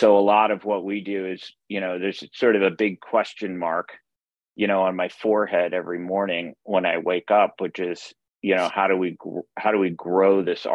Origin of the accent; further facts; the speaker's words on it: Omaha, Nebraska, United States; I grew up in Omaha, Nebraska